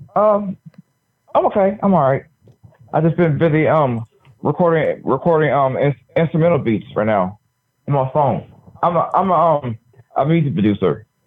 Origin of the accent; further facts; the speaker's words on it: Dover, Delaware, United States; I'm from Dover